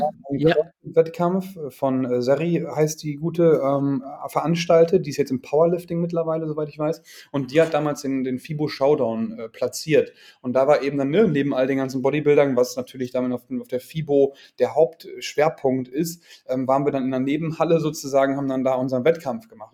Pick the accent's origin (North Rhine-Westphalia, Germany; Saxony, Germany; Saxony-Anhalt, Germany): North Rhine-Westphalia, Germany; a small town near Münster; moved away as an adult; also born or lived in Rostock; now in Hamburg, Germany; Ich bin mhm. geboren damals in NRW in Münster, im schönen mhm. Münster. Aufgewachsen in einer kleinen Stadt daneben